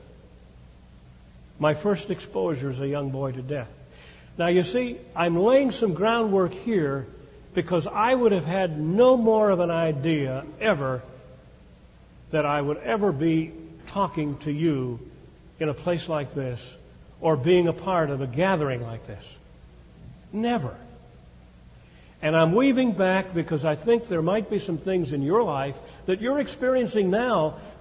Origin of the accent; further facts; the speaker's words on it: Chicago, Illinois, United States; as a little guy growing up in Chicago in a Jewish neighborhood